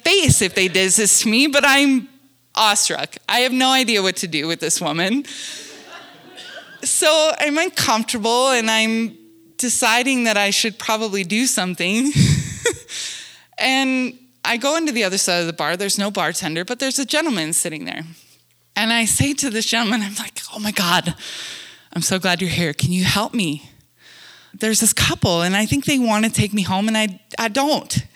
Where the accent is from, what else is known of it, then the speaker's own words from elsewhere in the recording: Wyoming, United States; moved away; also born or lived in Montana; I'm from Wyoming and then Montana.